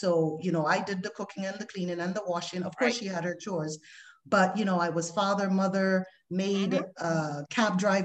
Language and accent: English; Barbados; moved away as an adult; I moved from the West Indies, I'm from Barbados, to the Western world